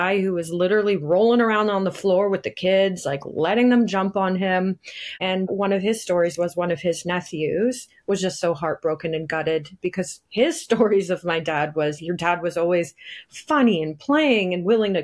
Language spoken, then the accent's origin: English; Bradford, Ontario, Canada; we grew up in Bradford, which is not so small anymore